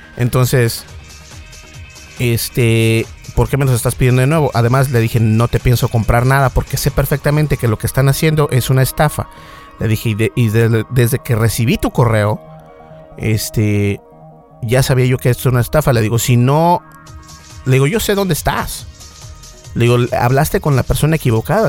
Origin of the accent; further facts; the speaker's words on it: Mexico; accent: Mexican; tengo un acento mexicano